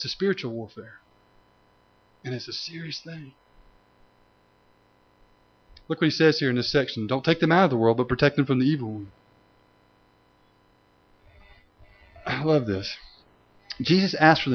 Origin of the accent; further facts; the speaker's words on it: Tennessee, United States; when I was growing up in Tennessee